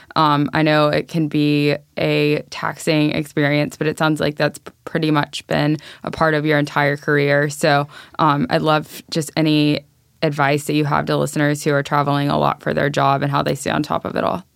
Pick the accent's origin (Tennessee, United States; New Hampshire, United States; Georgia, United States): Tennessee, United States; Nashville; I am from Nashville originally